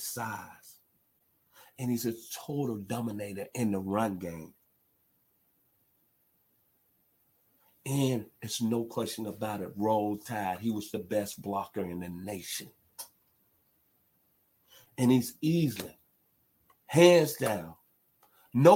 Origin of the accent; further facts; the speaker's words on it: Memphis, Tennessee, United States; my hometown, the 901 Memphis, Tennessee